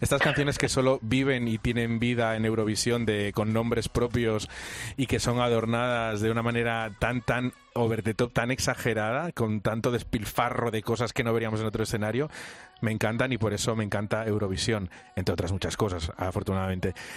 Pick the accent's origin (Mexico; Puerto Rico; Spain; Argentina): Spain; Yo soy asturiano, gallego